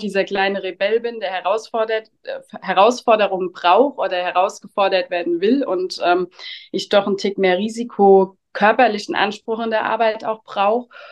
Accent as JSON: {"language": "German", "town": "Spiesheim", "region": "Rhineland-Palatinate", "country": "Germany", "said": "Ich komme aus dem schönen und kleinen Spießheim mitten in Rheinhessen"}